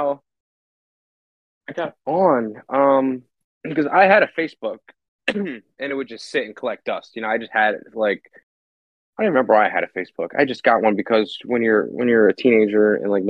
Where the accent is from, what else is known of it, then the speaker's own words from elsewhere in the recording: Pennsylvania, United States; growing up in Pennsylvania